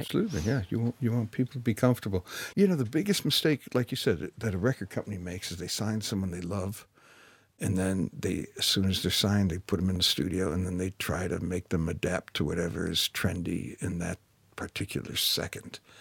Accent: Detroit, Michigan, United States; I come from Detroit, Michigan. So I was, I was in Detroit

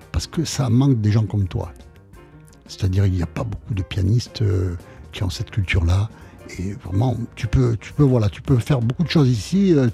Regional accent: Nice, Provence-Alpes-Côte d'Azur, France; also born or lived in Paris / Jerusalem; j'étais à Paris de 18 à 22 ans à peu près. Et bon, là, je suis retourné à Nice.

